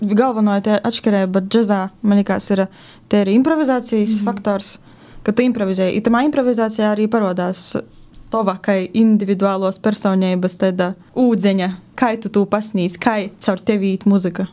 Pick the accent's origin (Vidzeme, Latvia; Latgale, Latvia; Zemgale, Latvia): Latgale, Latvia; small village near Rēzekne; es nāku no nu, tāda neliela cīmeteņa